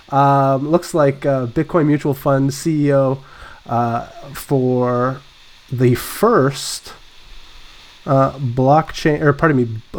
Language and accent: English; Canada; I'm uh, less than a month away from legalizing marijuana, the first of the big countries to do so.